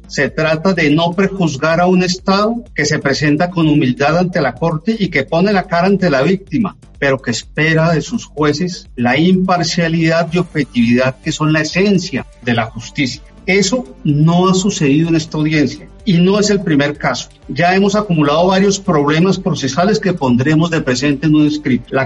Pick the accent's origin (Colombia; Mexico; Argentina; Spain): Colombia; como colombiano, como padre de dos hijas y como agente del Estado colombiano, rechazo absolutamente todo lo que le sucedió a Ginette Bedoya.